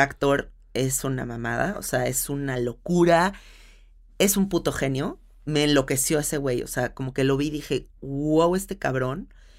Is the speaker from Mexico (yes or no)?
yes; Mexico City, Mexico; una película que es tan de donde yo soy